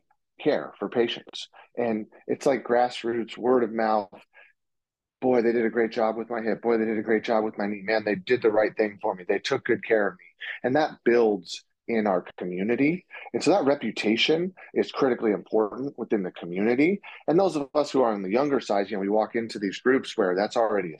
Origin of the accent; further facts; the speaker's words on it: Portland, Oregon, United States; moved away as an adult; now in Seattle, United States; I grew up in the Portland, Oregon area, and now I practice out in Seattle